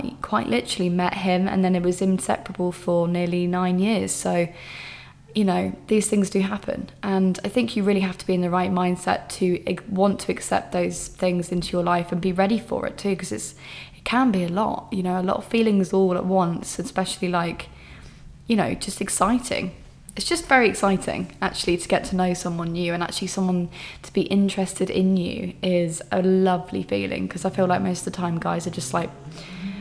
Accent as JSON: {"language": "English", "region": "England", "country": "United Kingdom", "said": "I'm just being so English"}